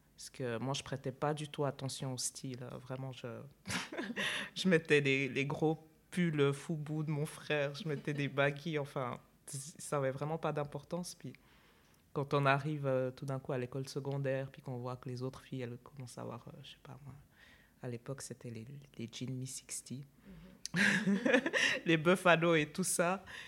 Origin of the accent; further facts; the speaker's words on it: Switzerland; also born or lived in Chad; je suis née au Tchad et puis je suis arrivée en, Suisse, j'avais 5 ans